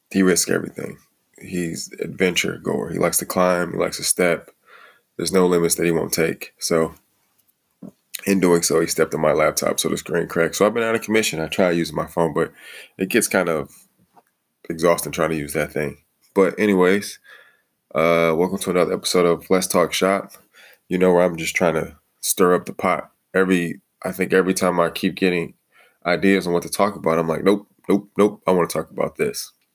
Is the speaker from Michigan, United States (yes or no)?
yes; Detroit, Michigan, United States; moved away; also born or lived in Toledo, Ohio; I grew up in the Detroit area.